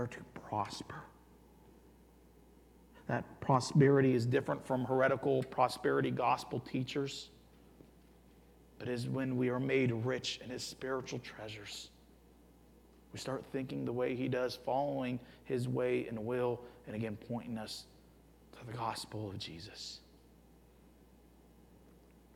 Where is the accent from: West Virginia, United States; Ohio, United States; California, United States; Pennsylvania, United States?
Ohio, United States; Youngstown; moved away; I grew up in Youngstown, Ohio